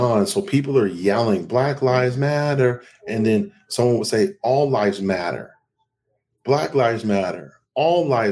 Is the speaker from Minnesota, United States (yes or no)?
no; Seattle, Washington, United States; moved away; I'm from Seattle